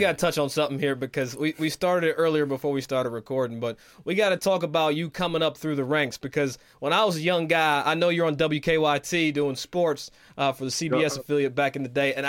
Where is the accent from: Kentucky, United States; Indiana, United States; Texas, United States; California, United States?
Kentucky, United States; Versailles; moved away; I always tell people I'm from Lexington, but I'm actually from Versailles. Not Versailles.